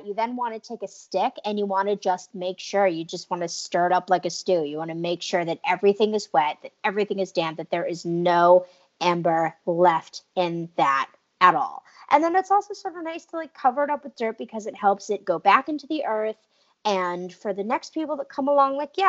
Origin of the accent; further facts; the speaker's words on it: New England, United States; also born or lived in Arizona; I grew up in New England